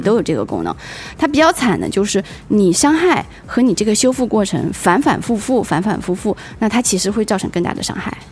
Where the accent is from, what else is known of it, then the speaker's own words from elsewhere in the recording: China; 以我们中国人的是，那个饮食习惯